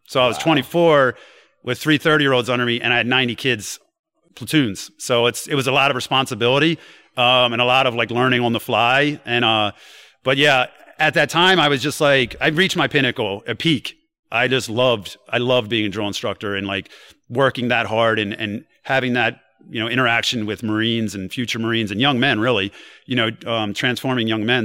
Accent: New Castle, Delaware, United States; I come from Newcastle, Delaware, and like I had some rough, you know. Uh, experiences growing there

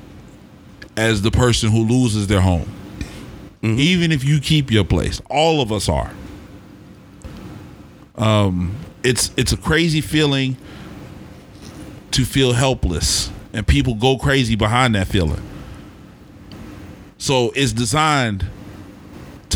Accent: Oklahoma City, Oklahoma, United States; When a kid growing up in Oklahoma City used to go downtown on New Year's Eve

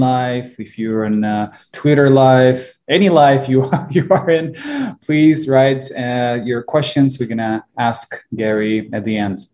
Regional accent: Ukraine; moved away; I'm originally from Ukraine

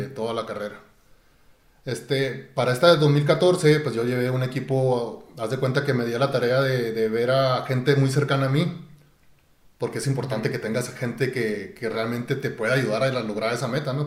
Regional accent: Chihuahua, Mexico; yo fui criado, bueno, nací aquí en Chihuahua, pero fui criado en un rancho

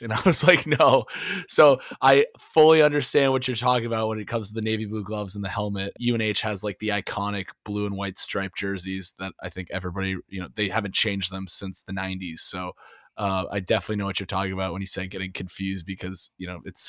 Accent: New Hampshire, United States; I'm from New Hampshire

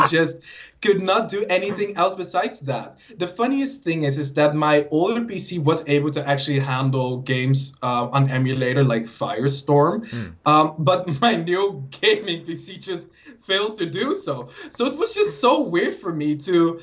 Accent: Netherlands; I'm Dutch.

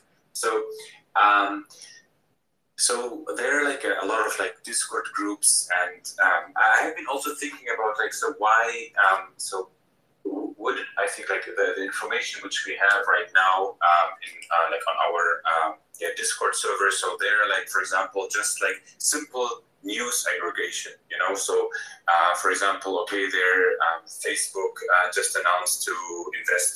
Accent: Germany; I'm from Germany

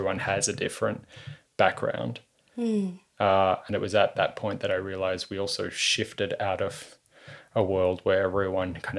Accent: Melbourne, Victoria, Australia; moved away as an adult; also born or lived in United States; now in Hobart, Australia; I was born in Australia. I was born in East Melbourne. Well, the hospital was in East Melbourne, but my family home was in St. Albans. I guess it's inner west. It is inner west of Melbourne.

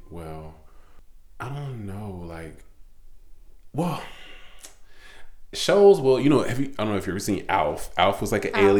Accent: Petersburg, United States; You know, like you said, I'm from the Petersburg area. Born and raised.

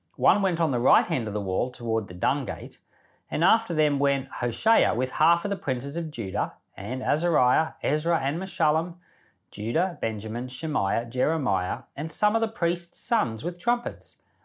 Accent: Rockhampton, Queensland, Australia; I remember when I was a kid, uh, we grew up in the Salvation Army until I was about ten. And I remember the Salvation Army built an aged care facility right here in Rockhampton

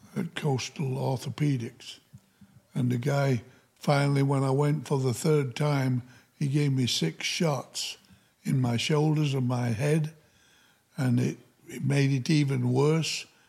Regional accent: Upton, Yorkshire and the Humber, United Kingdom; moved away as an adult; also born or lived in Featherstone, Yorkshire, England; now in United States; I started in a little coal mining village called Featherstone in Yorkshire, England. And then when we were, when I was five years old, we moved to another little um, mining town called

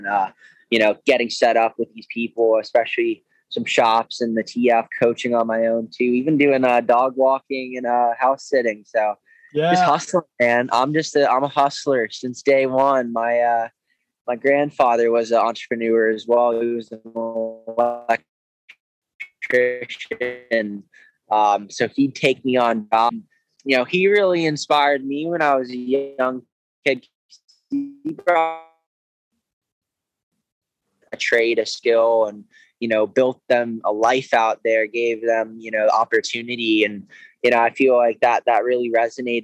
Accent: Georgia, United States; also born or lived in Lake Tahoe; now in Carlsbad, United States; a skateboarder growing up in Georgia

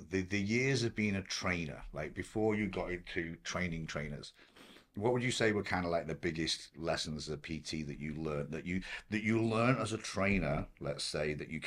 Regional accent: Blackpool, North West England, United Kingdom; where I grew up in Blackpool, like there was like two PTs in the whole town.

